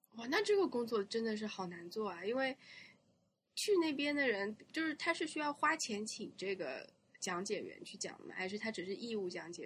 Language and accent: Chinese; China; 我小时候在中国也没有看到过这么多，这么可爱的汽车